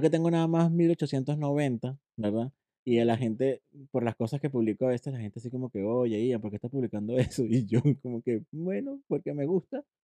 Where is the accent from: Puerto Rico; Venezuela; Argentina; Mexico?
Venezuela; Puerto La Cruz, Anzoátegui; accent: caraqueño; moved away; also born or lived in Caracas, Venezuela / Puerto Píritu, Venezuela / Chile / Ecuador; me crié y soy oriental, puertocruzano, porque me crié entre Puerto La mm. Cruz y Puerto Píritu